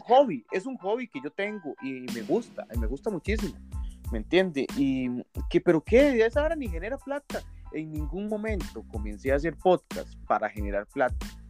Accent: Costa Rica

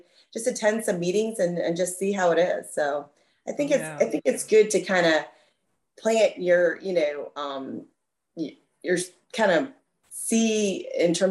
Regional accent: Beaufort, South Carolina, United States; also born or lived in Columbia, South Carolina / Blacksburg, Virginia / Philadelphia / Chicago; now in Spartanburg, United States; I grew up in Beaufort, South Carolina, which is a little town near Hilton Head, right on the coast

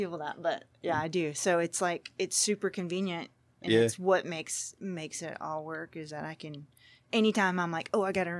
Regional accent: Groves, Texas, United States; I am. I'm from Groves.

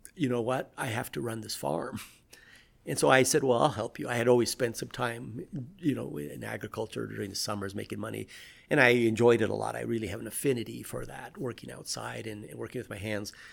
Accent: Pacific Northwest, United States; also born or lived in Peru; now in Colorado, United States; I grew up in the Pacific Northwest

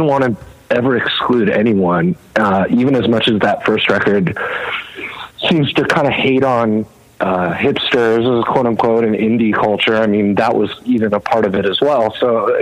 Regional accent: Los Angeles, California, United States; also born or lived in New York City; I grew up

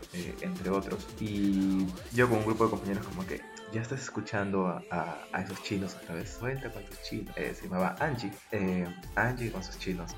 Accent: Peru; en mi país, ahora Perú

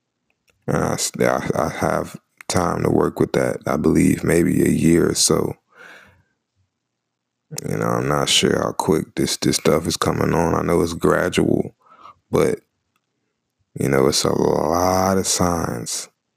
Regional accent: Charlotte, North Carolina, United States; I was born and raised in Charlotte, North Carolina. Lived there all my life.

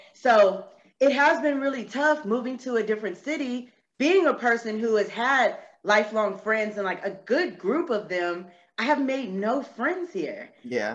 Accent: San Antonio, Texas, United States; born or raised there; moved away as an adult; also born or lived in Corpus Christi, Texas; now in Charlotte, United States

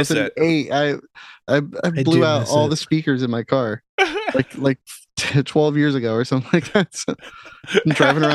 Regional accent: New Jersey, United States; Right in Mercer County. So it's in the back door of Case's pork roll. I mean, it's where pork roll's from.

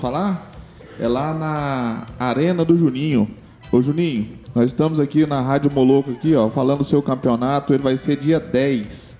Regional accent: Anápolis, Goiás, Brazil; sou aqui de Anápolis

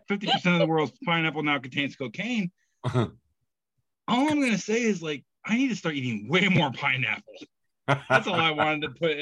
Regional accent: Indiana, United States; I would say I'm from Indiana and that math ain't right.

